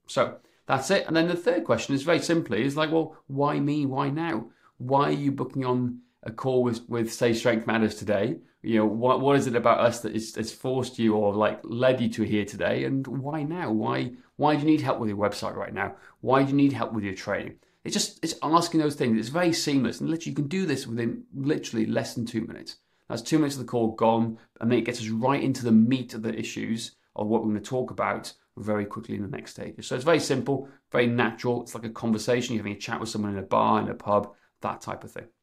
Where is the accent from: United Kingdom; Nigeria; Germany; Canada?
United Kingdom; Wales; I'm, I'm from Wales